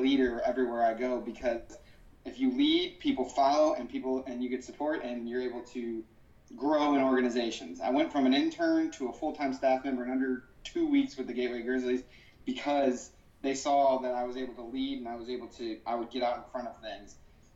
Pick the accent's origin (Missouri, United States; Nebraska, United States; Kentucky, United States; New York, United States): Missouri, United States; Florissant; We grew up in Ferguson, Florissant, Missouri